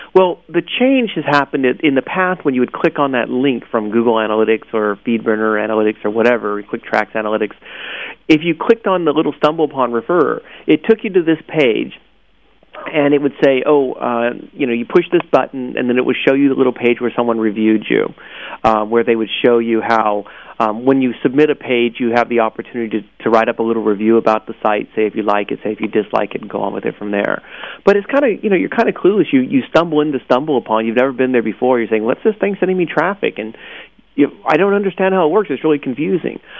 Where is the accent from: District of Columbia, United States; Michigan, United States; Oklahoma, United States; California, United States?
California, United States; Orange County; I'm from Orange County